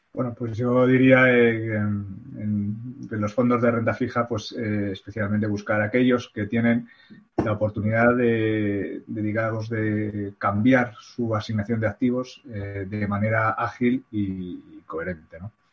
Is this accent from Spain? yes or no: yes; Spain; nosotros como españoles